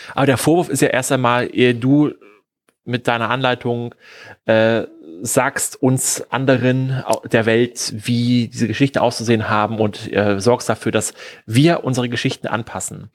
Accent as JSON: {"language": "German", "country": "Germany", "said": "wir als Deutsche"}